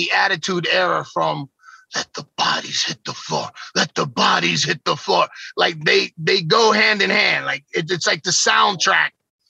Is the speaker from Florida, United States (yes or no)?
yes; South Florida, United States; also born or lived in Sherman; I grew up in South Florida